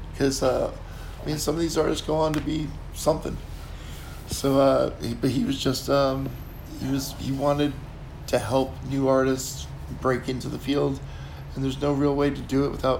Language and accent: English; New Jersey, United States; moved away as an adult; also born or lived in Tennessee; now in New Orleans, United States; I grew up in New Jersey.